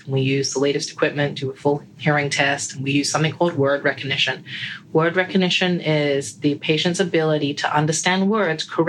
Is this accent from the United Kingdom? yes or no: yes; England, United Kingdom; moved away as an adult; also born or lived in United States; now in Sarasota, United States; I was born and raised in England, and then I moved to the States when I decided to become an audiologist